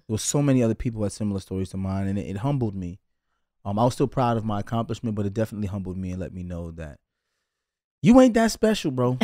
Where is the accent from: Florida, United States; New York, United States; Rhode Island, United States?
New York, United States; New York City; I'm from Brooklyn